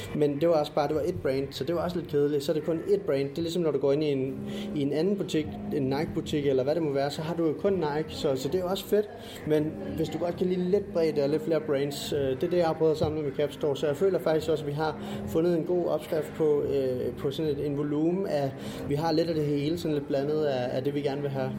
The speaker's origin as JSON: {"language": "Danish", "area": "Funen", "region": "Southern Denmark", "country": "Denmark", "tie": "born or raised there", "said": "jeg er Fynbo"}